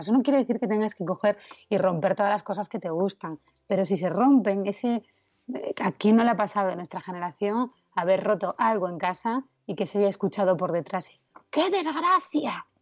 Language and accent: Spanish; Asturias, Spain; now in Madrid, Spain; soy asturiana